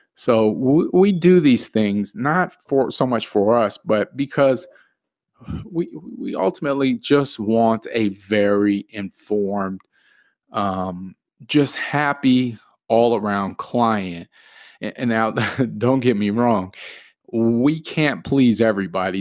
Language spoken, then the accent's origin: English; the Valley, Arizona, United States; I am from the Valley, born and raised in Arizona all my life.